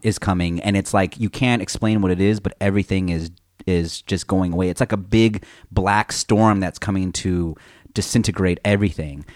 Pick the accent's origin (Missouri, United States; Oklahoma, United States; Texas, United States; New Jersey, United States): Texas, United States; also born or lived in California; I also came from California, I moved to Texas